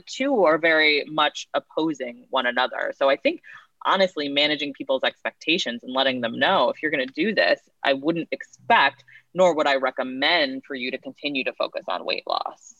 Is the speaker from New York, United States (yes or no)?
yes; Woodstock, New York, United States; I'm from Woodstock, New York, and my my parents are actual hippies